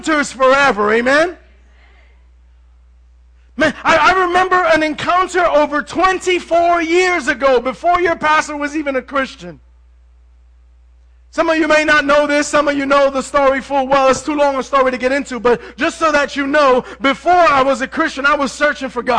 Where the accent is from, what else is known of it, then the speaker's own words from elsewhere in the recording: New York City, New York, United States; I come from Manhattan